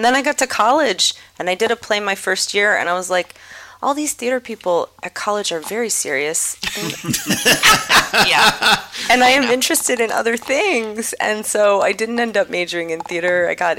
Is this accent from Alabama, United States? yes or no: no; Wrentham, Massachusetts, United States; also born or lived in Rochester, New York; I was born in Rochester, New York. I was raised in Wrentham, Massachusetts. That's Wrentham with a W-R-E-N.